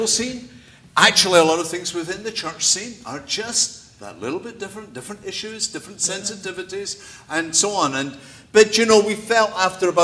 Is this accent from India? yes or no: no; Scotland, United Kingdom; moved away; I'm Scottish by background. And you can call me Scottish, you can call me British, but if you call me English, your days are numbered